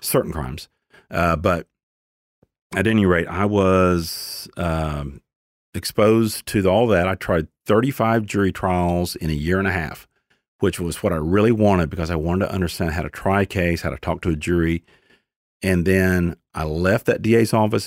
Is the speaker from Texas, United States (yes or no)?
yes; Dallas, Texas, United States; I was born in Dallas